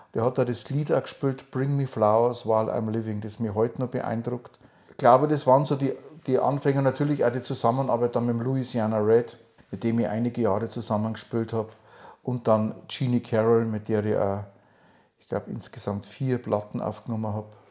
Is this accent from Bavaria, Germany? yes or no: yes; Upper Palatinate, Bavaria, Germany; now in near Nuremberg, Germany; ich bin kein Franke, sondern ich bin Oberpfälzer und es ist ein Teil von Bayern.